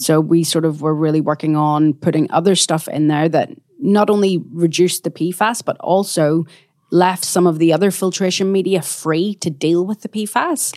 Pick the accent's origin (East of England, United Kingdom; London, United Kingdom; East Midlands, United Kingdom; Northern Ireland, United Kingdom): Northern Ireland, United Kingdom; Belfast; moved away as an adult; also born or lived in New Zealand / Australia; now in Perth, Australia; I'm from Belfast in Northern Ireland, and my parents immigrated out to New Zealand and then Australia when I was six months